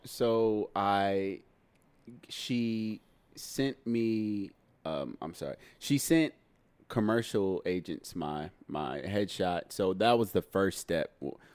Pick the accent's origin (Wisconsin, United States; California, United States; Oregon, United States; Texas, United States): Texas, United States; Dallas; also born or lived in Houston, Texas; now in Los Angeles, United States; when I was nine, I moved to Dallas, Texas. So I'm a Texan.